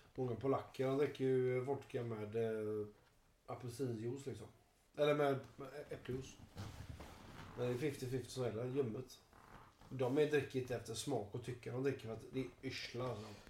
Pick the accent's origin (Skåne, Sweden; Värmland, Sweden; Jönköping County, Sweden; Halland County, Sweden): Halland County, Sweden; Jag är från Halland i och för sig.